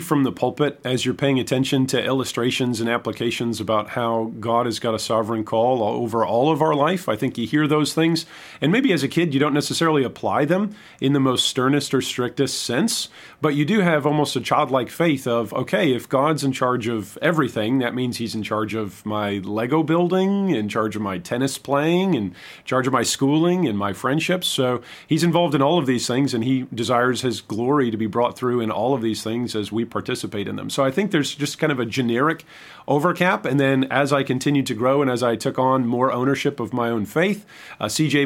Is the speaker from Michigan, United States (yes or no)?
yes; Michigan, United States; moved away as an adult; also born or lived in Saint Louis, Missouri / Southern Illinois; I'm originally from Michigan